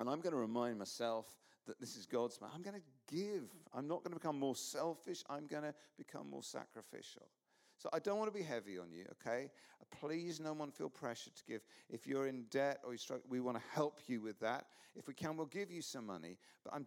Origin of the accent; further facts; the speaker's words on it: England, United Kingdom; I'm English